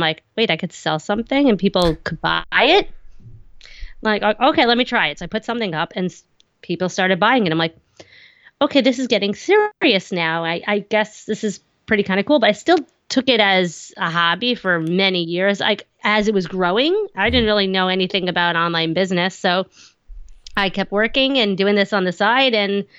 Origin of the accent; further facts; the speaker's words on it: New York, United States; accent: Long Island; I'm on Long Island, if you can't tell from my thick accent.